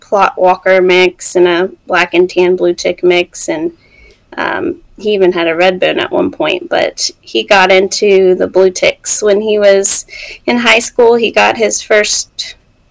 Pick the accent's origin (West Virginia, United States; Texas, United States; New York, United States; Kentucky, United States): West Virginia, United States; also born or lived in Mississippi; we're both from West Virginia. We grew up like 30 minutes apart